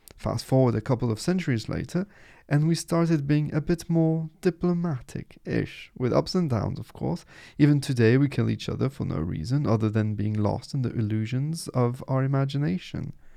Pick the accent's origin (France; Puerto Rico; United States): France; Nice, Provence-Alpes-Côte d'Azur; first language French; English is a second language; I was born in Nice, which is in the southeast of France